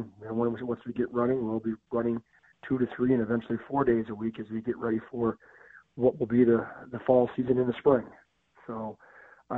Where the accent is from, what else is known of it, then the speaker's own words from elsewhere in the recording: Platteville, Wisconsin, United States; also born or lived in Fargo, North Dakota; grew up on a farm in Southwest Wisconsin here